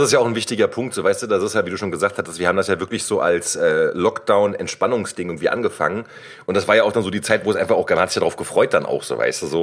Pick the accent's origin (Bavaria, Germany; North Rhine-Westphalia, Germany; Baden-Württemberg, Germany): North Rhine-Westphalia, Germany; Cologne; Ich bin ja gebürtiger Kölner